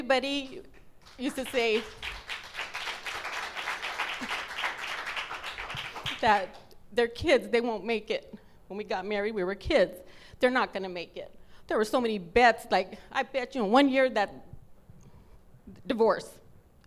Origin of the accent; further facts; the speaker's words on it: Los Angeles, California, United States; I was born in East L.A., but I was like 3 or 4, we moved to West L.A.